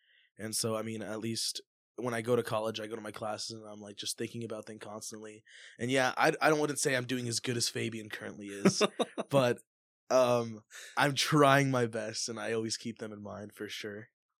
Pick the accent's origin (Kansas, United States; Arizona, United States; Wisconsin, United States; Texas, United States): Kansas, United States; For sure, and especially where we grew up. I mean, we grew up in Giuseppe. Kansas, where like 70% of the population there is